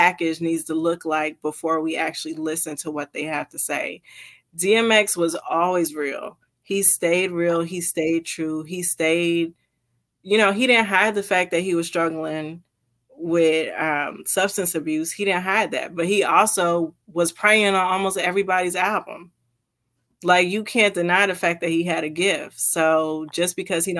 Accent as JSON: {"language": "English", "region": "New Jersey", "country": "United States", "also_born_or_lived": "Florida", "moved": "yes", "lives_now": "Washington, United States", "said": "I'm actually from New Jersey. So I went from New Jersey straight down to Florida and then across to Washington State"}